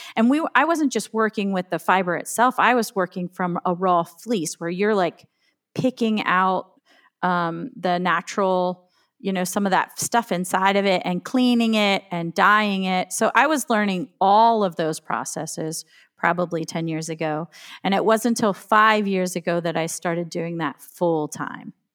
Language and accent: English; Woolrich, Pennsylvania, United States; now in Western New York, United States; I grew up in Woolrich